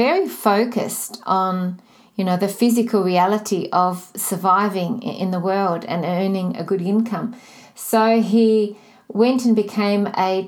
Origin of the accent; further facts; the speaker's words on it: Melbourne, Victoria, Australia; I'm from Melbourne, Australia.